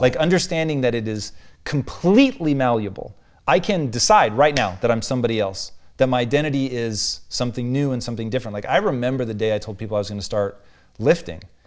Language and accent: English; Tacoma, Washington, United States; growing up in Tacoma, dude, it was white people